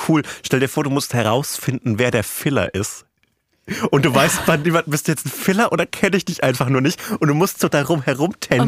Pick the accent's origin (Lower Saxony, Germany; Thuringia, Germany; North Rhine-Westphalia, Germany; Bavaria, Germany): Bavaria, Germany; rural Franconia; accent: Franconian; Und ich bin im ländlichen Franken aufgewachsen.